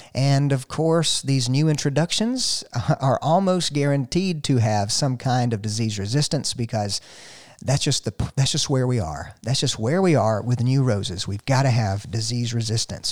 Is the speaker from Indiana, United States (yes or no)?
no; North Georgia, United States; I'm from the South, from here, North Georgia